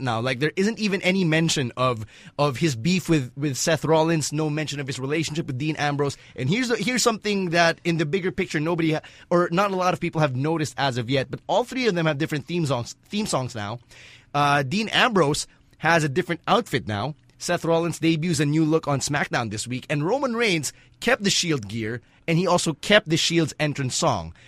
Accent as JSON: {"language": "English", "country": "Philippines", "tie": "born or raised there", "said": "a Pinoy born and raised in the Philippines"}